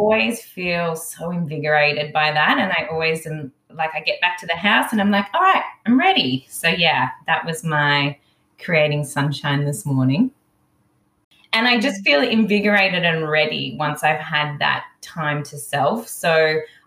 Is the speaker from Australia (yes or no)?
yes; Melbourne, Victoria, Australia; I'm originally from Melbourne. I was born in Melbourne 30 plus years ago, around 36